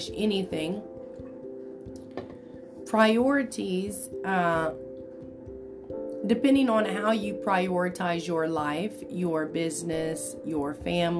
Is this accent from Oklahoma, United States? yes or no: yes; Enid, Oklahoma, United States; also born or lived in Ponca City, Oklahoma; I grew up right here in Enid, Oklahoma